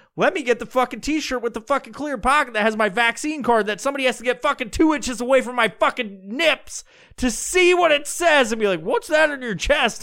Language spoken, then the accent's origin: English; New York, United States; moved away; I'm originally from New York